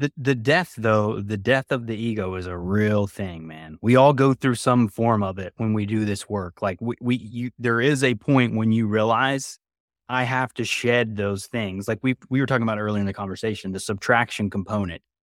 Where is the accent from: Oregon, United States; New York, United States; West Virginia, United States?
West Virginia, United States; moved away; I grew up in West Virginia originally